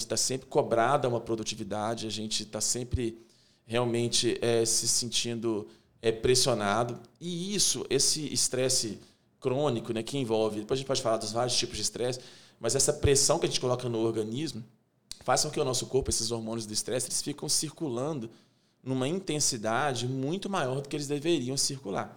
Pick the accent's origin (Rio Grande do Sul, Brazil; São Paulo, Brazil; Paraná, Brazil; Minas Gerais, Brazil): Minas Gerais, Brazil; interior of; moved away as an adult; now in Belo Horizonte, Brazil; Sou do interior de Minas, né? Vim para Belo Horizonte em 98